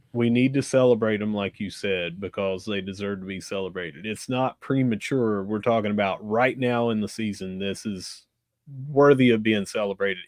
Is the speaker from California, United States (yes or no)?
no; Gilbert, West Virginia, United States; growing up where I grew up in Gilbert, if you played soccer, you probably got beat up